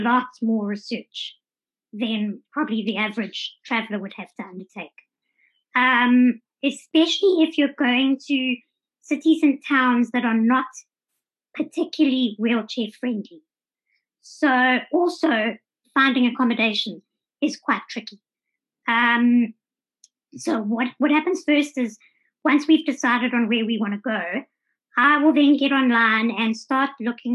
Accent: Johannesburg, Gauteng, South Africa; moved away as an adult; also born or lived in Durban; now in Cape Town, South Africa; I was born in Durban, spent most of my life living in Johannesburg

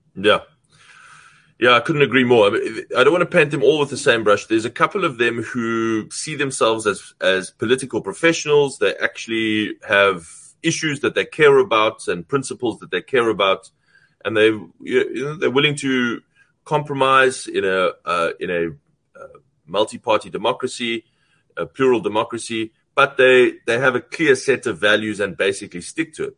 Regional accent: South Africa; as a South African

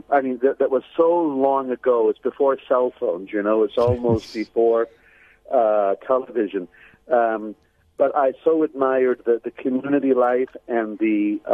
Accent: San Francisco Bay Area, California, United States; also born or lived in Los Angeles; a native Californian. My mother was an immigrant from Sweden. My father's family from Ireland. I grew up in the San Francisco Bay Area. Mm-hmm. And I pretty ordinary practicing Catholic family. I went to a Jesuit high school in San Jose, California

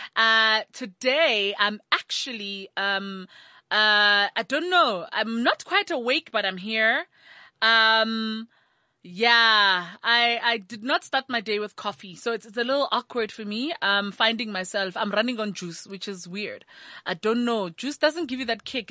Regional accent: Thaba Nchu, Free State, South Africa; I grew up in Tabanchu, which has a lot of Basotho and, uh, Batswana contingent

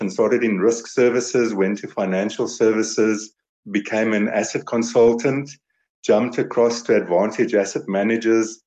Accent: Vereeniging, Gauteng, South Africa; also born or lived in Potchefstroom / Kroonstad / Pretoria; now in Johannesburg, South Africa; I was born in Vereeniging, so I've been in and around all the little dorpies, Vereeniging, Potchefstroom. I had a little stint in Kroonstad.

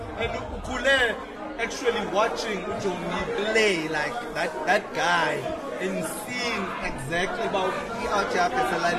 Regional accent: London, United Kingdom; My hometown is London.

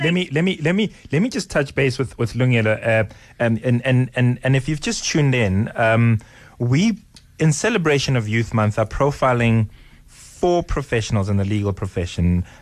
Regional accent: Johannesburg, Gauteng, South Africa; I grew up in Johannesburg

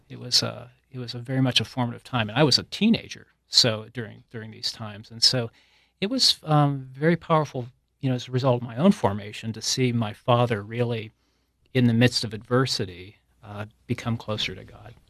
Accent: Youngstown, Ohio, United States; moved away; I grew up in, uh, outside of Youngstown, Ohio

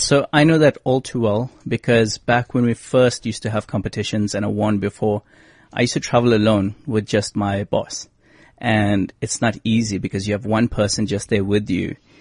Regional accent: South Africa

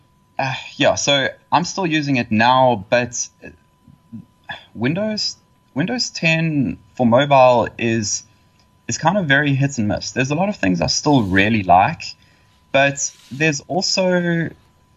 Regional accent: Estcourt, KwaZulu-Natal, South Africa; moved away as an adult; now in Durban, South Africa; I was born in a tiny town called Escort

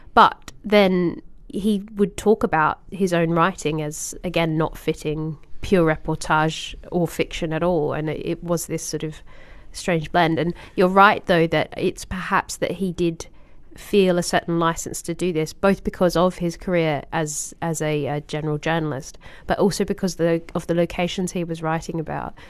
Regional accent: Australia; as an Australian

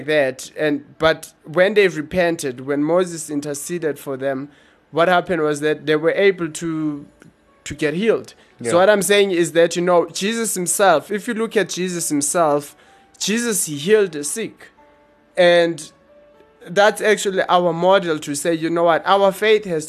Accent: Eastern Cape, South Africa; I grew up in Eastern Cape, so those are like rural areas.

